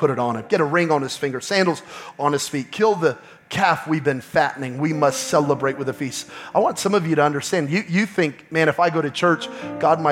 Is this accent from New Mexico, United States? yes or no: yes; New Mexico, United States; I'm from New Mexico